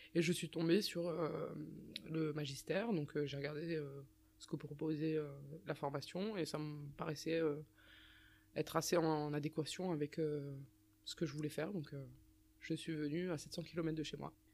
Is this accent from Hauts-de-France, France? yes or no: no; Strasbourg, Grand Est, France; moved away as an adult; also born or lived in Rabat, Morocco; je suis, je suis, né à Strasbourg et euh, je suis né à Strasbourg, c'est ma ville.